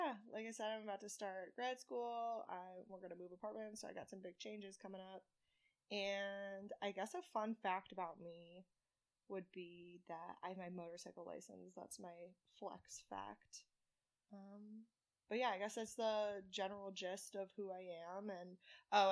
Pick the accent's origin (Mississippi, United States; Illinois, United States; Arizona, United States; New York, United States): Illinois, United States; Chicago suburbs, North Shore; also born or lived in Ohio; now in Illinois, United States; I was born in the Chicago suburbs, the North Shore